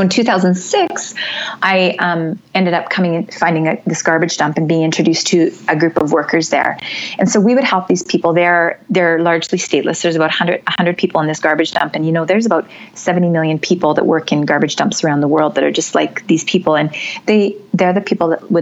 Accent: Canada; originally in another life, I'm from Canada

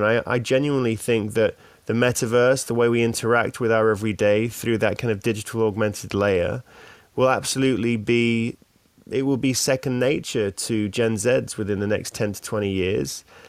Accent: Australia; accent: Australian; now in London, United Kingdom; My Australian accent.

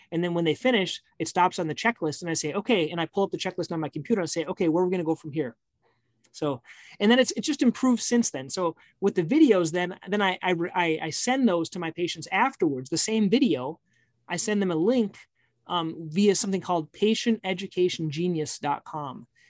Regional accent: Minnesota, United States; I'm from Minnesota.

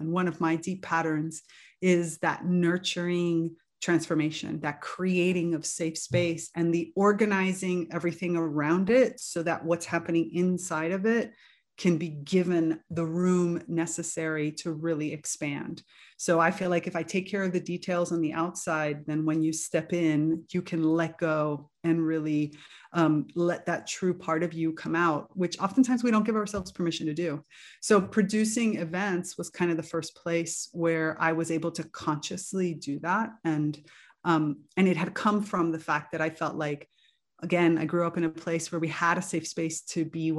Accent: Miami, Florida, United States; You know, Cuban Americans had kind of the best of both worlds growing up in Miami, because we were never denied on the our Cubanness, like our roots, while at the same time fully embracing American culture.

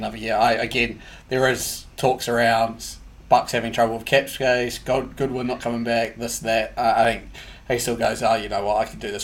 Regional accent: Australia; as an Australian.

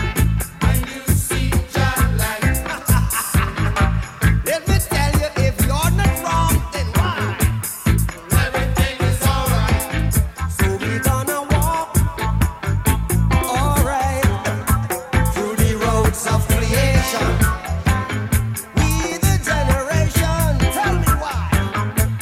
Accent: San Francisco Bay Area, California, United States; I'm from the Bay Area.

